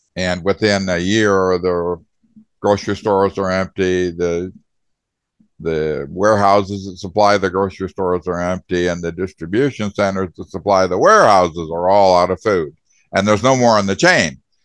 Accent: Arizona, United States; also born or lived in Indiana / Michigan; I was born in Indiana and moved to Arizona when I was 10 years old and basically grew up in Arizona

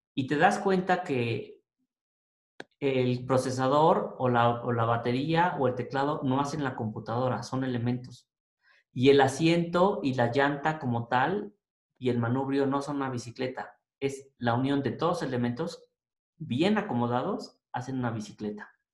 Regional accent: Mexico; quiénes somos como mexicanos

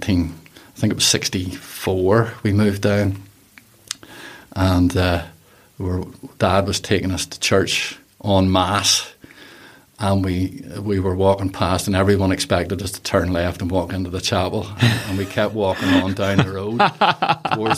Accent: Whitehead, Northern Ireland, United Kingdom; Born bred Whitehead

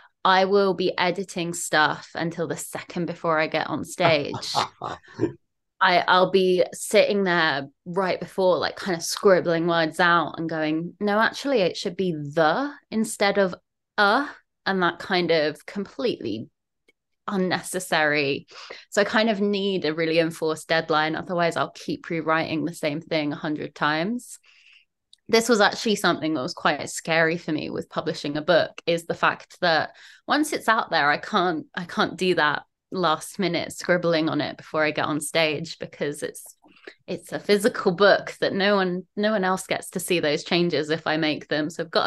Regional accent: South East England, United Kingdom; now in Manchester, United Kingdom; as you may notice from the accent, I'm not originally from Levingium. I'm from down south, sort of the London, Kent, the smushy area in between London and Kent. Moved up to Manchester 5-6 years ago now

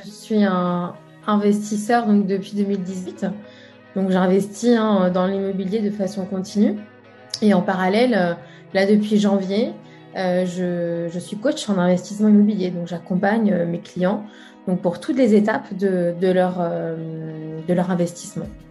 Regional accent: Brest, Brittany, France; c'est essentiellement à Brest, hein, euh, bah, la ville que, je connais, hein, là où j'ai grandi

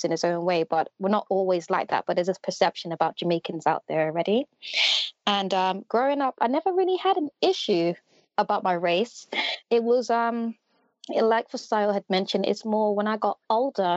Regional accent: London, United Kingdom; I was born and raised in West London

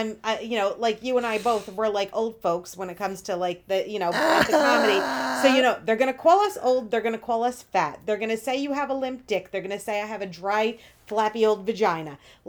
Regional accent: Stony Point, New York, United States; now in Harriman, United States; Well, I live in Harriman, but I'm from Stony Point.

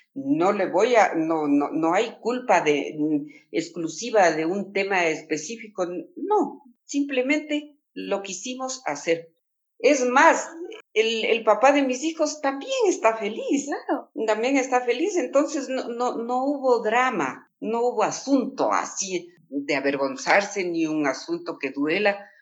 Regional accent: Latacunga, Cotopaxi, Ecuador; now in Quito, Ecuador; yo soy de la Tacunga

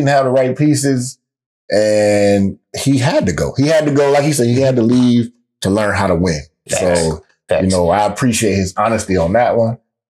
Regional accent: Ohio, United States; I'm a hometown kid anyway, so I'm from Ohio

